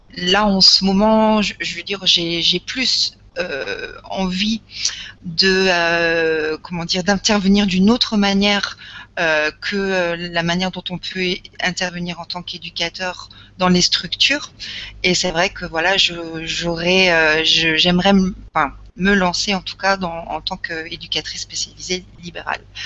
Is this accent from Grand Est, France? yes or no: yes; Lorraine, Grand Est, France; je suis issue de Lorraine